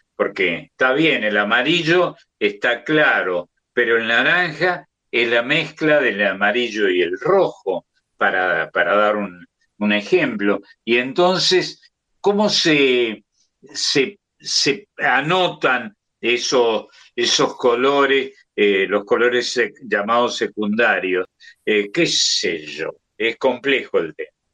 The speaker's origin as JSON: {"language": "Spanish", "country": "Argentina", "said": "crecer como tantos argentinos de mi edad"}